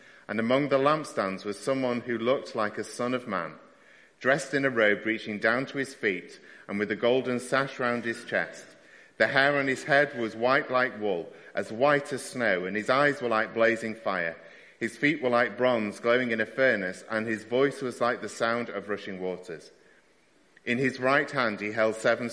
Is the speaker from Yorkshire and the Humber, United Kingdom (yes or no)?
no; Stockport, North West England, United Kingdom; my hometown team were playing. So we went to Wrexham to watch Wrexham versus Stockport County